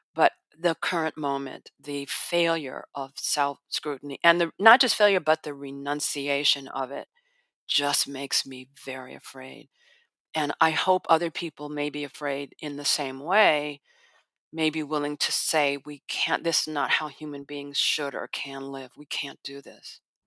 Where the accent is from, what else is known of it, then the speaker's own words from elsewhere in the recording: Chicago, Illinois, United States; I'm from Chicago